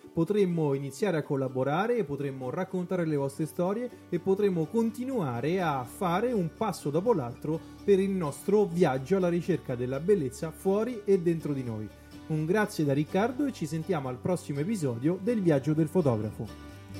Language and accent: Italian; Italy; moved away as an adult; now in France; io sto in Francia in questo periodo, sono un italiano all'estero